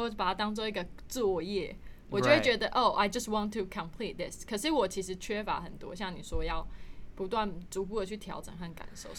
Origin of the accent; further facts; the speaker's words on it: Taiwan; 没有常就是开玩笑说我的英文都比我台语好，根本就是个假台湾人。